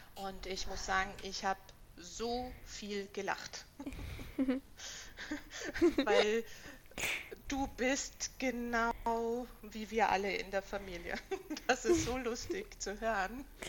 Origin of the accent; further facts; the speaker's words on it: Vienna, Austria; now in Berlin, Germany; ich bin ja aus Wien